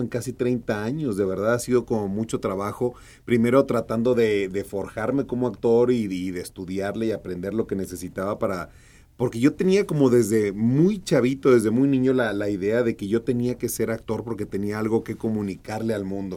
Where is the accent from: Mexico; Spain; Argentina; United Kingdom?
Mexico; Hermosillo, Sonora; accent: norteño; now in Mexico City, Mexico; yo nací en Hermosillo, Sonora